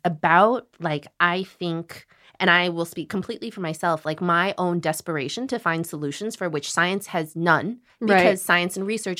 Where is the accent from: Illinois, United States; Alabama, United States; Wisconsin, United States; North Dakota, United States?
Illinois, United States; I grew up in Illinois.